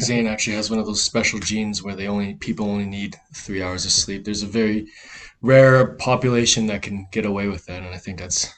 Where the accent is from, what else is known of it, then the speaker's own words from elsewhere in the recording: northern Saskatchewan, Canada; moved away as an adult; also born or lived in Lloydminster / Alberta; now in Calgary, Canada; I grew up in northern Saskatchewan most of my life